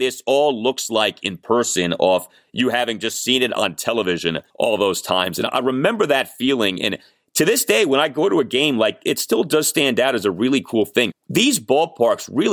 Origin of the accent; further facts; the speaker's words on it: Washington, District of Columbia, United States; I'm born and raised in the Washington, D.C. area, but both of my parents are from New York